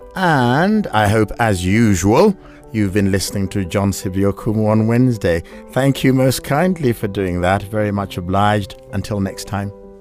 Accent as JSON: {"language": "English", "country": "Kenya", "said": "we are Africans, because we're Kenyan"}